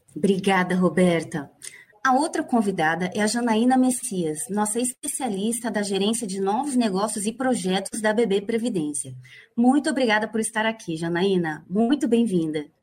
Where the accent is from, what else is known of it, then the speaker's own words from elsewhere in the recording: Campo Grande, Mato Grosso do Sul, Brazil; moved away as an adult; also born or lived in São Paulo; eu sou paulista, né? Sou de São Paulo. Cresci em Campo Grande, Mato Grosso do Sul